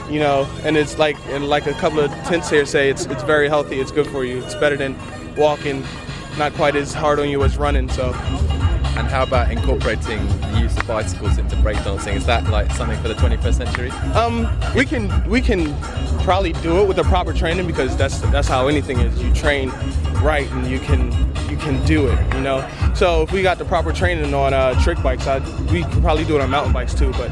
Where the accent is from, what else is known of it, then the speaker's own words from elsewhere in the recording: Philadelphia, Pennsylvania, United States; since we're from Philadelphia, there's a park in Philadelphia called Love Park